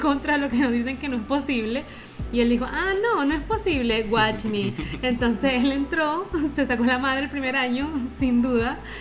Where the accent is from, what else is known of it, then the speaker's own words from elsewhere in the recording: Venezuela; moved away as an adult; also born or lived in Chile; nosotros somos venezolanos y migramos a Chile